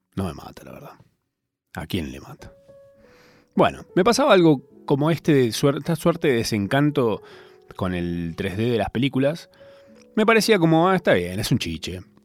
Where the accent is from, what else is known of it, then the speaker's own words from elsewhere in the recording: Argentina; Yo soy argentino